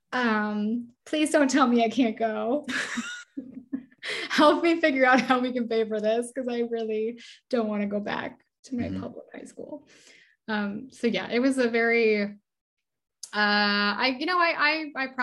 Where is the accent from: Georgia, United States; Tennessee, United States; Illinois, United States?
Illinois, United States; Oak Park; born or raised there